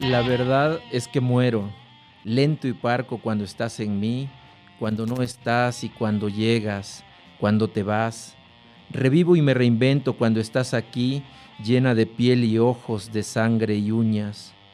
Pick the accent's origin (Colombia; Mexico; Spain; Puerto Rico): Mexico; Huehuetán, Chiapas; en una revista local en mi pueblo, en Huehuetán, que es la capital del Soconusco, una zona muy privilegiada allá en Chiapas